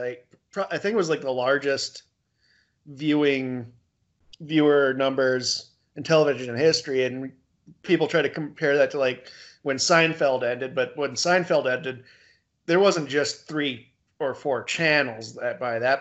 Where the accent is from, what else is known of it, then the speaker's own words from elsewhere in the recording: St. Cloud, Minnesota, United States; our hometown area